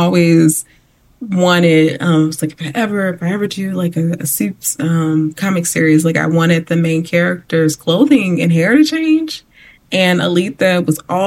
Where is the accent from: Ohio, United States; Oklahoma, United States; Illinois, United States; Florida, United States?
Illinois, United States; Chicago; I grew up in Chicago